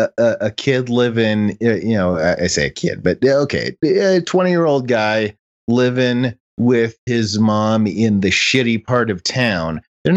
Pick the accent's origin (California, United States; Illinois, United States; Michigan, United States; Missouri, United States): Illinois, United States; Chicago; now in Utah, United States; when I was a kid and I grew up in Chicago